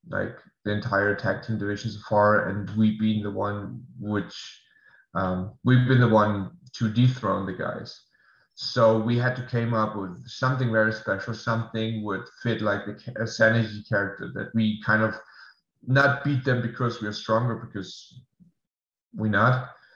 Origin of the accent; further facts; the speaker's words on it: Germany; English is a second language; moved away as an adult; now in United States; I have to move back to Germany first because of visa reasons as well. I cannot stay in the States. We'll move back to my hometown